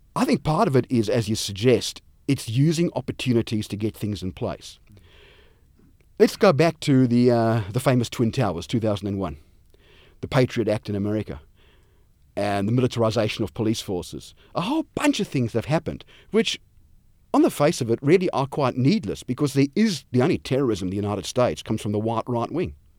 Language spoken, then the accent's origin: English; South Africa; moved away; where I grew up in South Africa